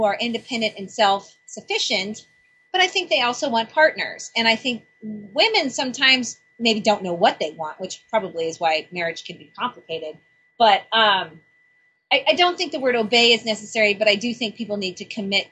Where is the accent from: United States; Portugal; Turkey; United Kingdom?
United Kingdom; since I'm British